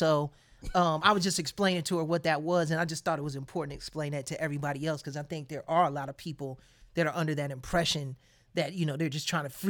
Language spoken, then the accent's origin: English; Chicago, Illinois, United States; speaking as a Chicagoan